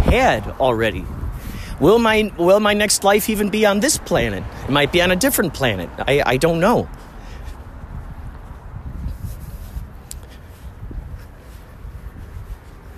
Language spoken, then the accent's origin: English; Chicago, Illinois, United States; where I grew up in Chicago